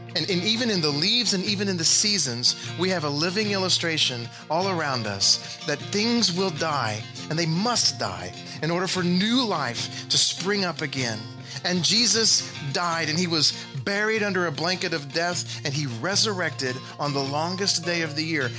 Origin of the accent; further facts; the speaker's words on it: Texas, United States; moved away as an adult; now in Missouri, United States; I was from Texas, I hardly ever saw snow. But then I moved here